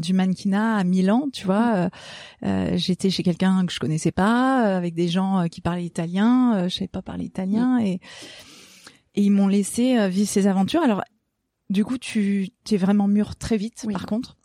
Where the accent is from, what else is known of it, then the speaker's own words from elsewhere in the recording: Gorges du Verdon, Provence-Alpes-Côte d'Azur, France; ce qui a vraiment façonné mon enfance, c'est que je suis née dans les gorges du Verdon